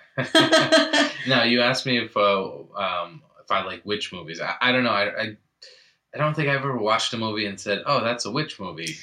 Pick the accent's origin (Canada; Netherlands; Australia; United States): United States; New England; growing up in New England